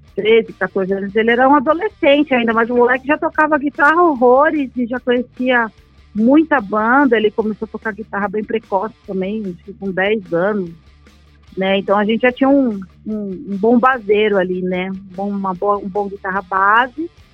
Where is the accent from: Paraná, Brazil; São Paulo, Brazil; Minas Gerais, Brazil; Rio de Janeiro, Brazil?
São Paulo, Brazil; Eu nasci na Vila Medeiros, né? Nasci na Vila Maria